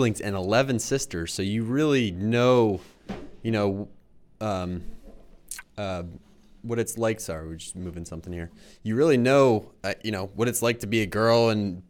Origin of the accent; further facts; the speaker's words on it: Philadelphia, Pennsylvania, United States; a fellow Philadelphia native like myself